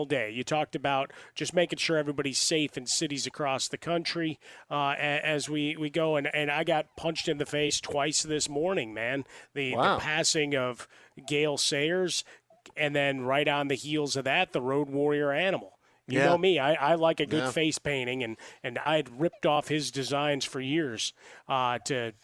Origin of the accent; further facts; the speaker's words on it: Chicago, Illinois, United States; growing up in Chicago